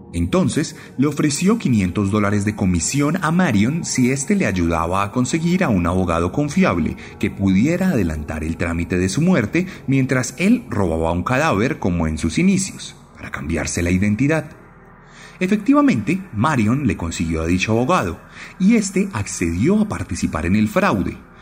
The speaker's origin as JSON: {"language": "Spanish", "country": "Colombia", "said": "en mi país"}